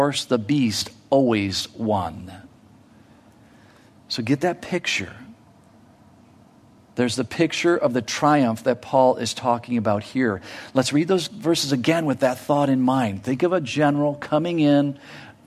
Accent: United States; me as an American

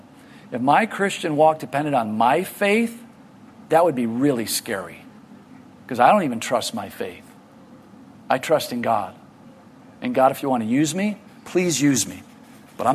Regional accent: United States; I'm from America

